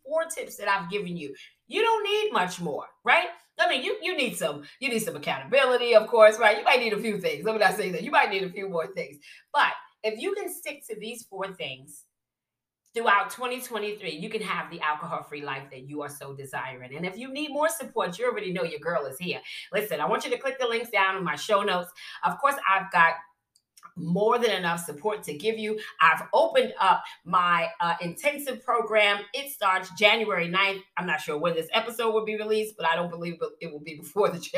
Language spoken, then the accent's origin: English; New York City, New York, United States; I'm from Brooklyn